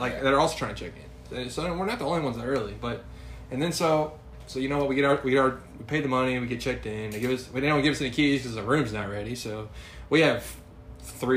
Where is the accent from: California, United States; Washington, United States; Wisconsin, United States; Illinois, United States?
Illinois, United States; we're from Illinois